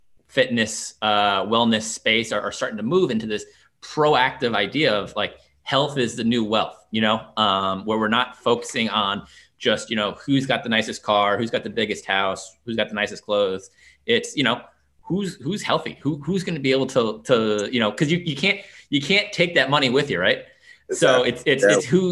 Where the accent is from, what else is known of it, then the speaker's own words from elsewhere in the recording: New York, United States; now in Washington, D.C., United States; I'm from New York originally